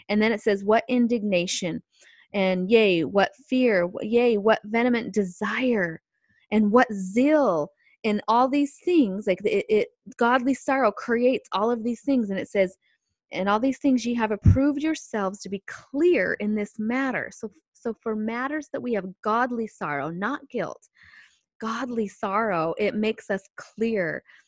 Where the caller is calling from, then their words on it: San Diego, California, United States; calling in here with you on the phone from San Diego, California